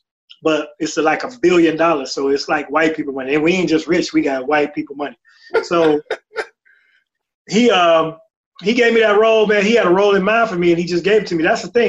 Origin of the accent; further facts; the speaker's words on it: Chicago, Illinois, United States; I come from the streets, and I sold these things, and I got a bullet in my leg, and, you know, I'm from Chicago